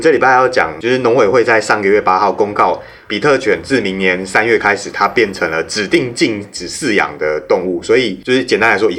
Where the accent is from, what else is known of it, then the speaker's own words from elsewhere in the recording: Taiwan; 哼，俺台湾人就惊死，嗯，无法动。